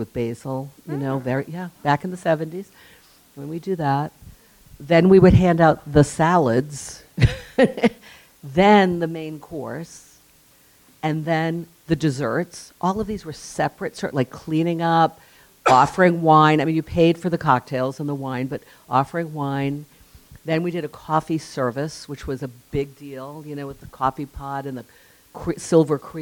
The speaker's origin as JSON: {"language": "English", "town": "West Warwick", "region": "Rhode Island", "country": "United States", "tie": "born or raised there", "moved": "yes", "said": "I was a kid from West Warwick."}